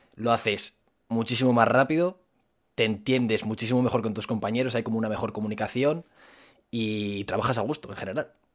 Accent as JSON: {"language": "Spanish", "town": "Zamora", "region": "Castile and León", "country": "Spain", "said": "en Zamora, que es de donde soy yo"}